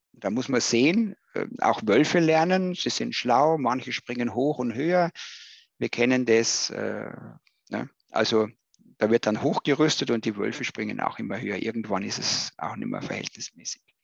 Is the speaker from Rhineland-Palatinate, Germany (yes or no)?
no; Bavaria, Germany; als äh, Bayer